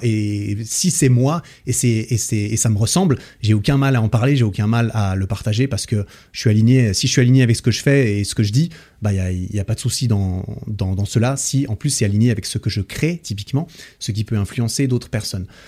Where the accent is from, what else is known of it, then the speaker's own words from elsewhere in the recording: Switzerland; chez moi, en Suisse